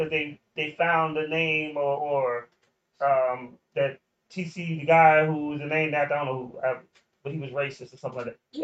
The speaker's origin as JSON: {"language": "English", "town": "Alexandria", "region": "Virginia", "country": "United States", "tie": "born or raised there", "also_born_or_lived": "New York", "said": "I grew up in Old Town."}